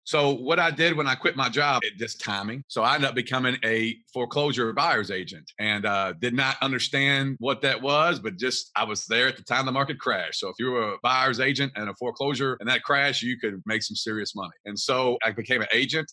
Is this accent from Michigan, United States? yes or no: no; Kentucky, United States; I'm from Kentucky.